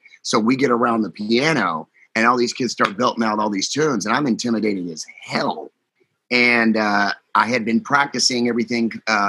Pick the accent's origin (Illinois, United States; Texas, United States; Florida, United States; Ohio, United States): Texas, United States; Houston; Houston, Texas, where I'm at now, my hometown